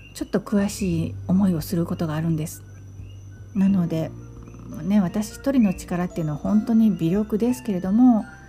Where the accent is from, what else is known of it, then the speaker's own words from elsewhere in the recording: Japan; first language Japanese; moved away as an adult; now in Kona, United States; 私はもともと日本から来たんです